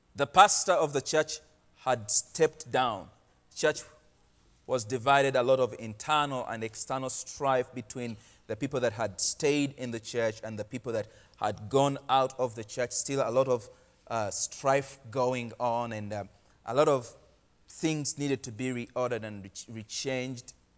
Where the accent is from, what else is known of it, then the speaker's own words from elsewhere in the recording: Uganda; moved away as an adult; now in Portland, United States; I am from Uganda. I've been living in Portland for the last three and a half